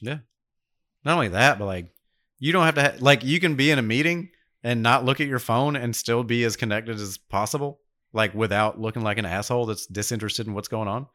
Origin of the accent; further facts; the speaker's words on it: New York, United States; now in Dothan, United States; I'm from New York